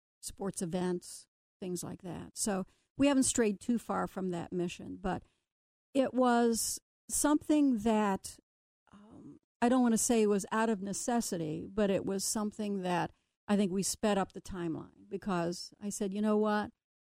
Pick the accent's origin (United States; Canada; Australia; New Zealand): United States; Connersville, Indiana; now in Cincinnati, United States; my hometown, Connersville, Indiana